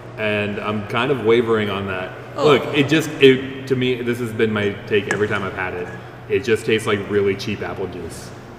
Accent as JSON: {"language": "English", "region": "Nebraska", "country": "United States", "said": "I am from Nebraska."}